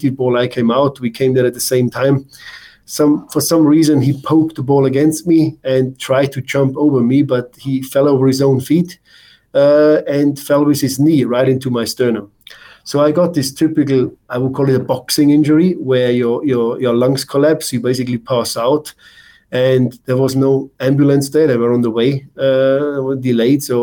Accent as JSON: {"language": "English", "country": "Germany", "tie": "born or raised there", "also_born_or_lived": "New Zealand / Norway / Vancouver, Canada", "moved": "as an adult", "said": "Being a German, growing up in Germany, it's just something a little bit different because I grew up in that system"}